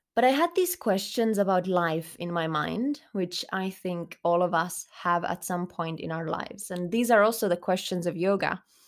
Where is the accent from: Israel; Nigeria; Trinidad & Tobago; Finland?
Finland; English is a second language; moved away as an adult; also born or lived in Germany / Spain; I grew up in Finland, but I did live some time abroad as well, including a couple years in Germany because my father was working there